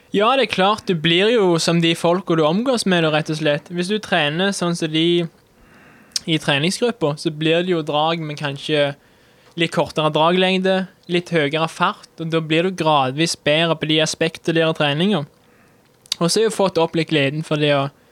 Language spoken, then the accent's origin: Norwegian; Vold, Jæren, Rogaland, Norway; accent: rural Sør-Vestlandet dialect; Jeg kommer fra Vold på Jæren. Det er rundt ti minutter med bil sør for Sandnes.